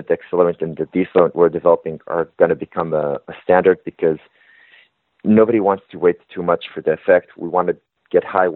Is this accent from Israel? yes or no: yes; Israel; moved away as an adult; now in Toronto, Canada; I'm originally from Israel. And before I came to Canada, you know, I moved here to get my MBA